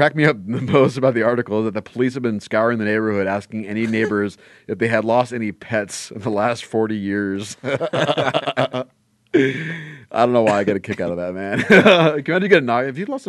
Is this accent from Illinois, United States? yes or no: no; Los Angeles, California, United States; we're both from the San Fernando Valley in Los Angeles. So we grew up in roughly the same neighborhood